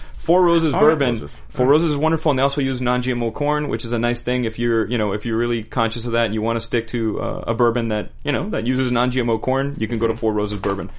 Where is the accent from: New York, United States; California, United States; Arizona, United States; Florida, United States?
Florida, United States; Miami; moved away as an adult; as a kid growing up in Miami, we never traveled. You know, my parents weren't rich.